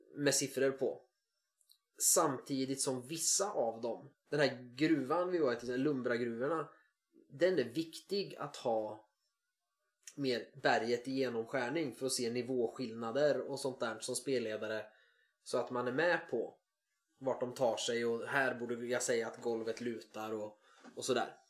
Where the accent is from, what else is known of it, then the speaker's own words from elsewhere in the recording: Sweden; jag är svensk